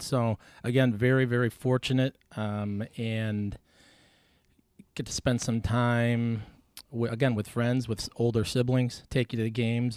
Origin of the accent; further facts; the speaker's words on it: Buffalo, New York, United States; Nineteen eighty-one, born on Potter's Road